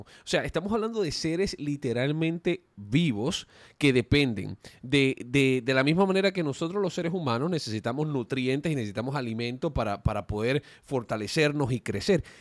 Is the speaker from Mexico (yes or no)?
no; Puerto Rico; cuando yo era niño, creciendo en Puerto Rico, yo crecí en la playa